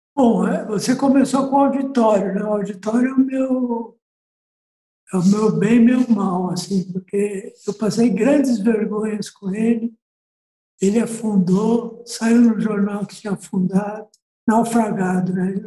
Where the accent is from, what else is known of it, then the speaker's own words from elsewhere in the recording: São Paulo, Brazil; eu nasci aqui, né? Então eu sou paulistano e sou bem urbanoide mesmo.